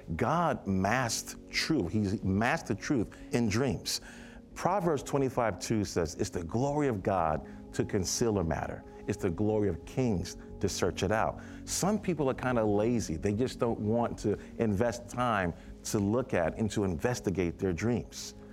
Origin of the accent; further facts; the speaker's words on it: New York City, New York, United States; I was from Brooklyn, New York